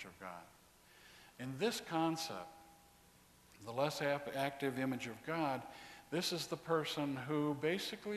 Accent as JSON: {"language": "English", "region": "Texas", "country": "United States", "said": "I'm from Texas, hot."}